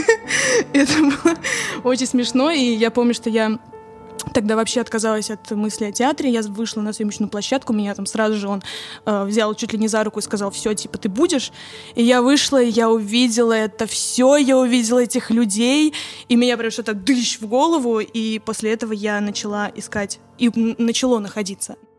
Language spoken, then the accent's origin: Russian; Kaliningrad, Kaliningrad Oblast, Russia; я родилась в городе Калининград